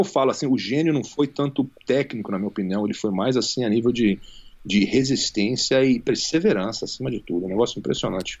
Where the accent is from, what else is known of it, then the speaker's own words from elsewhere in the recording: Rio de Janeiro, Brazil; moved away as an adult; also born or lived in United States; now in Las Vegas, United States; eu cresci no Rio